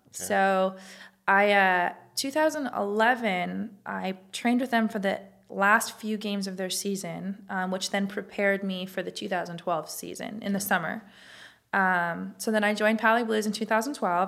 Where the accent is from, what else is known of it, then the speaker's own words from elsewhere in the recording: Los Angeles, California, United States; moved away as an adult; also born or lived in Wyoming; I'm from California, born and raised from L